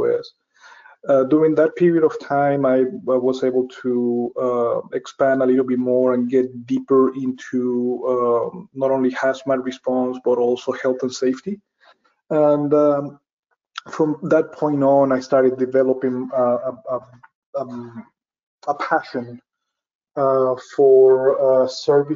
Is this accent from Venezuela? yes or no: yes; Venezuela; moved away as an adult; now in Texas, United States; I'm originally from Venezuela. I have already 21 years living here in the US.